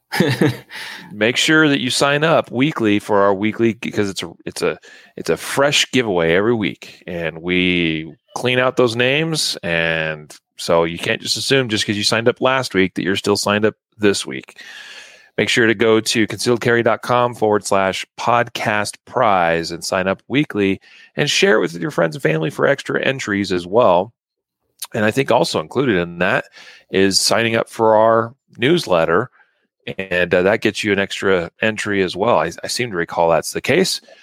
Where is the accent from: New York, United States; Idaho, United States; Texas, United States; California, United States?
Idaho, United States; now in Colorado, United States; My true home state of Idaho